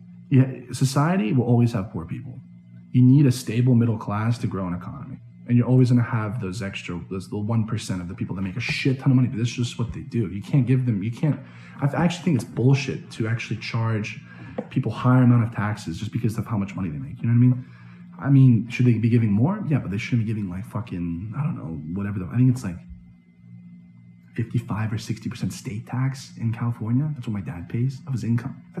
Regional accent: Šabac, Serbia; now in United States; my hometown in Šabac

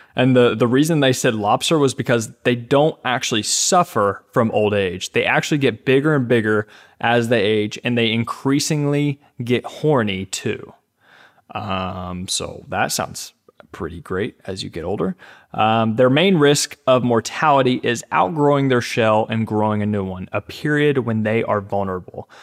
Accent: Kentucky, United States; my home, my home state here

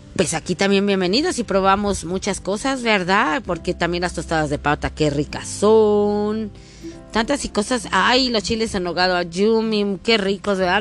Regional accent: Mexico; como buena mexicana

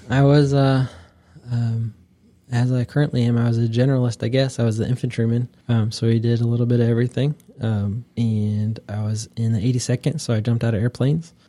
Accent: Wooster, Ohio, United States; moved away as an adult; now in North Carolina, United States; I'm from Northeast Ohio, a little town called Worcester

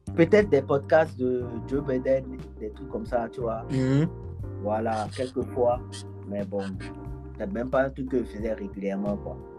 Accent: Cotonou, Littoral, Benin; now in France; mon ancien quartier, P K dix

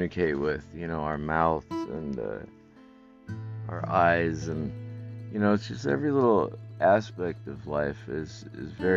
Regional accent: Northwest United States, Pacific Northwest, United States; I'm from the Northwest. United States, there's a lot of woods up here

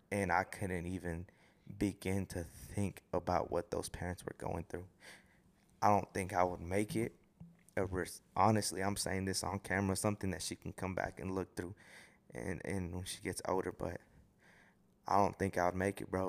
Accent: Houston, Texas, United States; I'm from Houston

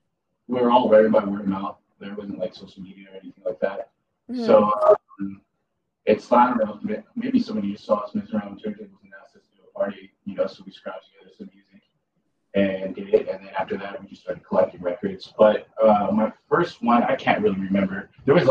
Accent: Santa Ana, California, United States; born or raised there

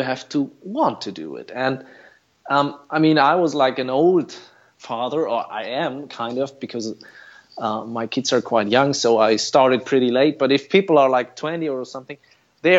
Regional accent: Fulda, Hesse, Germany; Town is called Fulda. I'm still living here

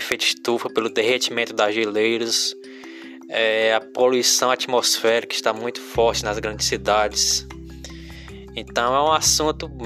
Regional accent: Crateús, Ceará, Brazil; aqui como eu sou do interior aqui de Crateus, né?

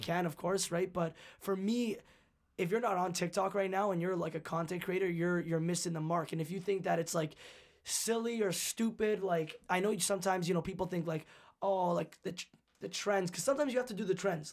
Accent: Canada; being Canadian

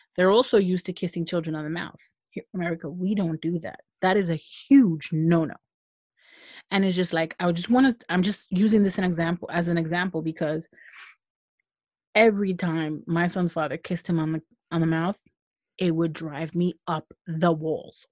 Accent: United States; I'm American

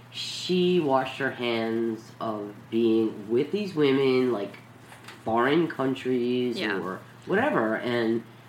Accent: New York City, New York, United States; We're from New York City

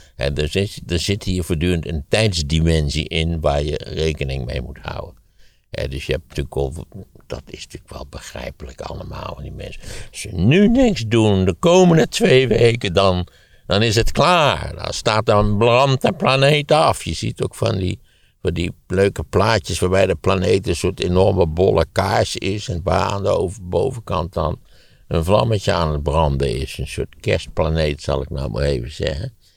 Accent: Wageningen, Gelderland, Netherlands; de plaats waar ik opgegroeid ben als voorbeeld geven, Wageningen

